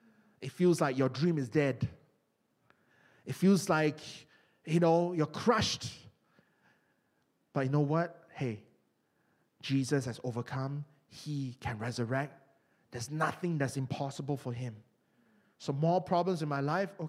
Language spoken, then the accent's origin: English; Malaysia; moved away; my home country of Malaysia